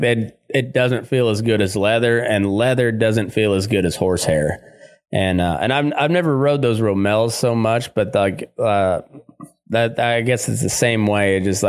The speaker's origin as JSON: {"language": "English", "region": "Texas", "country": "United States", "tie": "born or raised there", "said": "except they just have a different tradition than the folks where we grew up in Texas in particular. And then like, and up in towards, to where I grew up in the Great Plains area"}